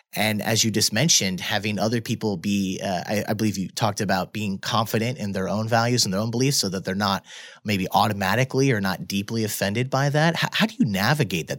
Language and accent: English; Midwest, United States; moved away; I'm from the Midwest